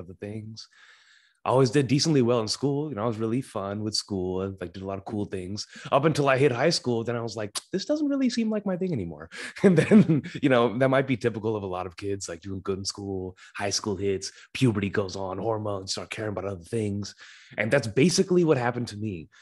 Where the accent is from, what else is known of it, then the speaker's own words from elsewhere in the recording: Sacramento, California, United States; I was born and still reside in Sacramento, California, U S A.